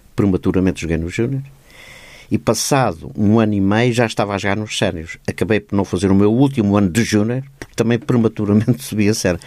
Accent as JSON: {"language": "Portuguese", "town": "Cruz de Pau", "region": "Setúbal", "country": "Portugal", "tie": "born or raised there", "said": "Eu vivia na Cruz de Pá"}